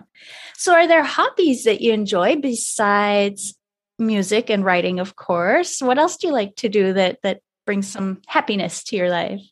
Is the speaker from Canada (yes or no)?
yes; Canada; I'm French Canadian